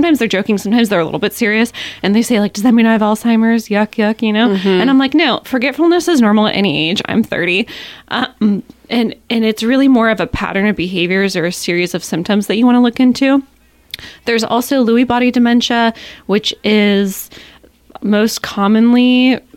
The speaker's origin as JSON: {"language": "English", "town": "Ketchikan", "region": "Alaska", "country": "United States", "tie": "born or raised there", "said": "I'm born and raised in Ketchikan"}